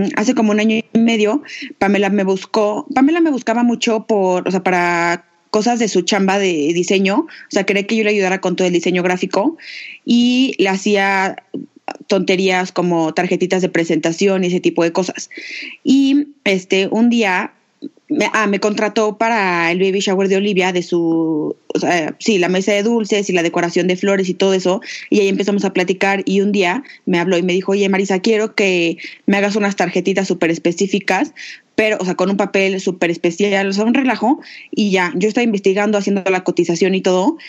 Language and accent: Spanish; Aguascalientes, Mexico; las dos somos de Aguascalientes